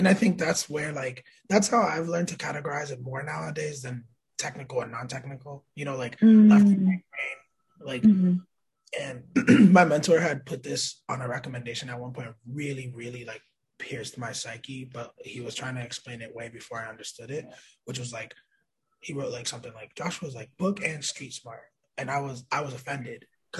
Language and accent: English; New York City, New York, United States; born there; I was born in Manhattan in 92, right?